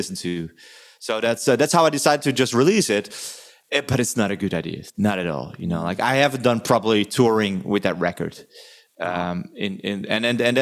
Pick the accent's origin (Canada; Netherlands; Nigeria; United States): Netherlands; now in Germany; I was born in Holland